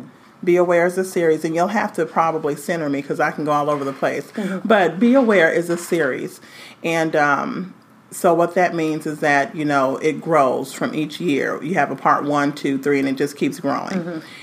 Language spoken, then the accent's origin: English; Los Angeles, California, United States; I'm coming from Los Angeles, California, and now I'm not here just to work.